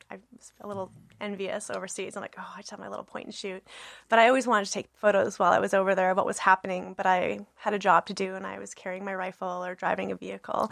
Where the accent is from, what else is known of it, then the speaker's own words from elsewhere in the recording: Brandon, Manitoba, Canada; I'm born and raised in Brandon, Manitoba.